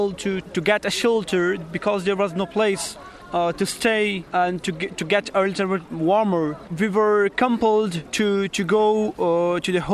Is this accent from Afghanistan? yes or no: yes; Afghanistan; moved away as an adult; now in Dublin, Ireland; I came from Afghanistan